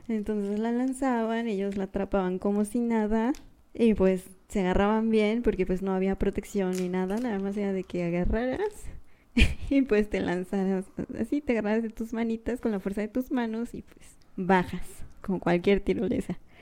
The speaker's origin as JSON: {"language": "Spanish", "region": "Querétaro", "country": "Mexico", "said": "somos de Querétaro"}